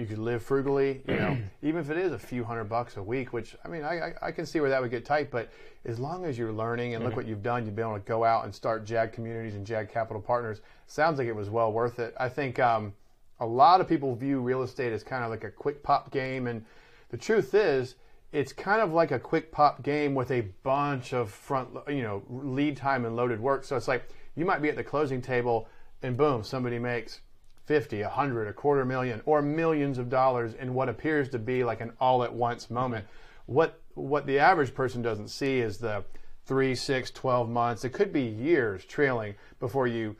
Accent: Jacksonville, Florida, United States; I'm from Jacksonville. I was born in Jacksonville

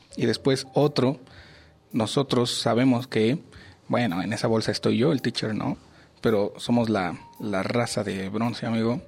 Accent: Mexico; los mexicanos

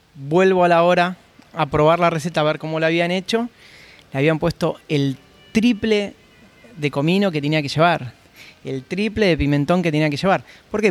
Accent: Buenos Aires, Argentina; moved away as an adult; now in Oman; yo soy de Buenos Aires, Argentina, eh, muy conocidos por, el fútbol y el, asado

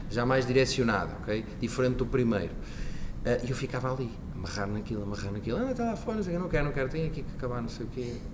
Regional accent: Barcelos, Norte, Portugal; eu sou natural de Barcelos e na altura no Centro Empresarial de Barcelos uh, decorria, então, decorria então essa formação.

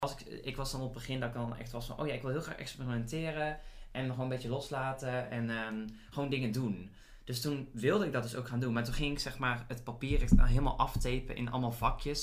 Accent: Boxtel, North Brabant, Netherlands; moved away as an adult; also born or lived in Heerlen; ik weet niet of je het al hoort aan mijn stem, maar ik kom uit Brabant

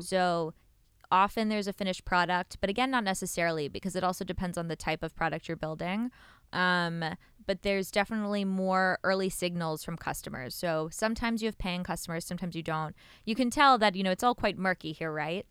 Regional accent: New York, United States; moved away as an adult; now in Israel; I'm from New York originally. Um, I moved here a few years ago when I joined up west. Uh, grew up in New York, like I said

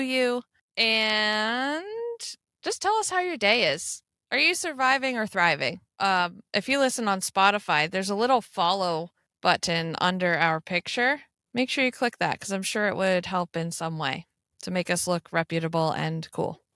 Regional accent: United States; that's how you can pick out an American, 'cause we just lean on anything near us.

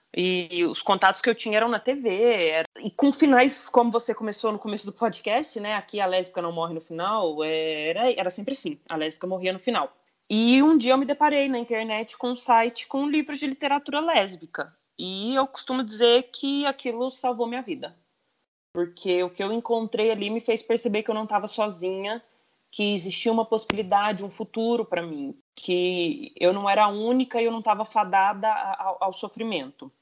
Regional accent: Franca, São Paulo, Brazil; eu sou de Franca, do, do interior de São Paulo

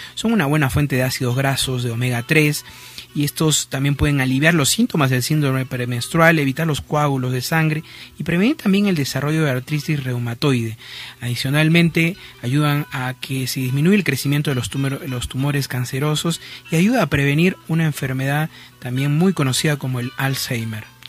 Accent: Peru

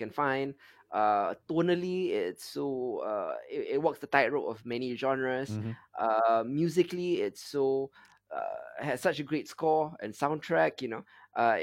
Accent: Singapore; we come from Singapore, myself and Isa

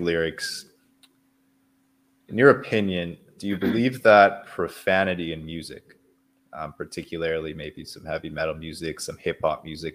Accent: Canada; I'm Canadian, I'm not American

